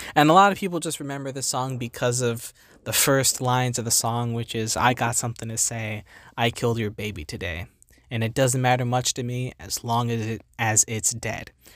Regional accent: New Jersey, United States; I'm from New Jersey

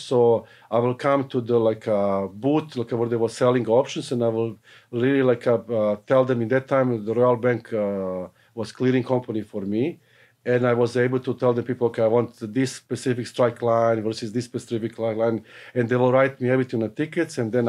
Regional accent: Serbia; now in Canada; So I came in Canada from Yugoslavia, what is now presently Serbia, in 1982.

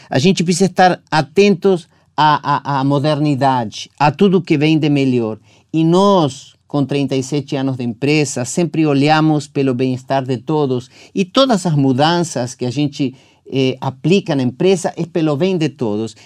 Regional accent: Argentina; now in Brazil; Argentina, da minha terra

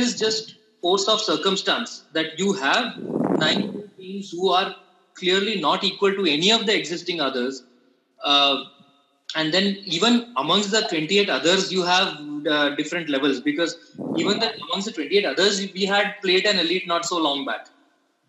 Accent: Puducherry, India; I'm from Pondicherry

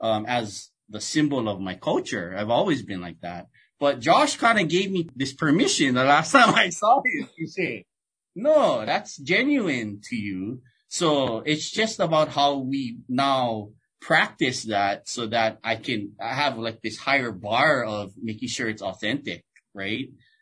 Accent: Hawaii, United States; I'm native Hawaiian, I'm from Hawaii.

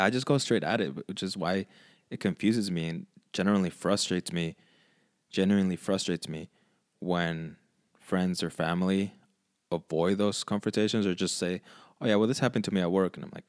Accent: California, United States; Can you tell we're from California?

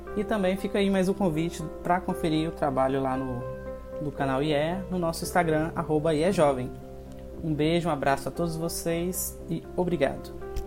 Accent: Espírito Santo, Brazil; eu sou daqui do Espírito Santo

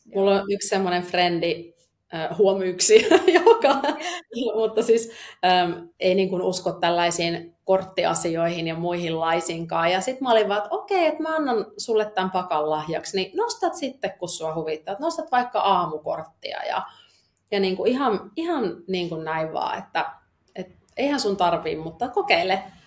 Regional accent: Eastern Finland, Finland; moved away; mä oon tuolta landelta kotoisin, elänyt, jee, elänyt tuolla tota, Itä-Suomen järven rannalla lapsuuteni

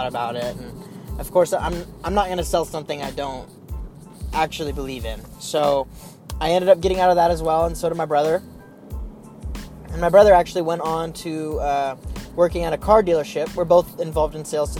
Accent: Oklahoma, United States; I'm from Oklahoma

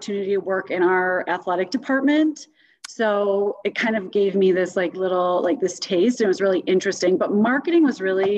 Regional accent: Detroit, Michigan, United States; moved away as an adult; also born or lived in Madison, Wisconsin / Chicago / Pittsburgh / Washington, District of Columbia, United States; now in Denver, United States; I grew up in the Detroit suburbs.

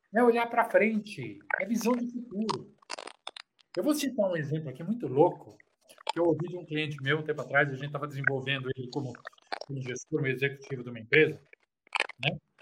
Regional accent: Brazil; Eu morei num quarto, cozinha e banheiro, num bairro simples chamado Campanário.

